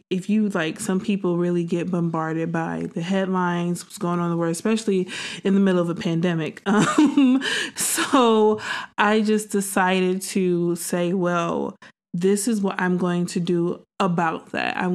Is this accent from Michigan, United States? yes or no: yes; Detroit, Michigan, United States; also born or lived in Chicago / Dallas, Texas; I'm actually from the Midwest. Um, yeah, I'm from originally from Detroit, Michigan, um, but I spent about two years in Chicago. Then I spent seven years in Dallas, Texas.